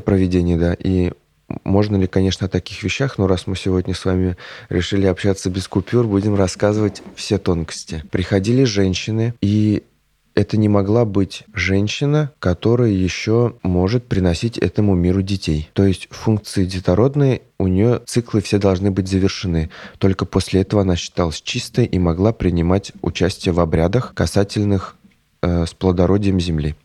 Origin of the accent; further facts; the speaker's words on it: Nikolashkino, Tatarstan, Russia; я родом из Бавлинского района Республики Татарстан, э, село Николашкино